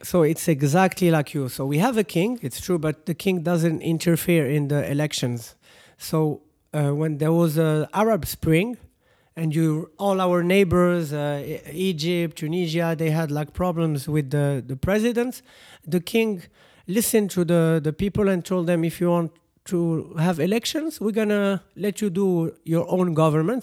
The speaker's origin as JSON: {"language": "English", "country": "Morocco", "said": "here in Morocco"}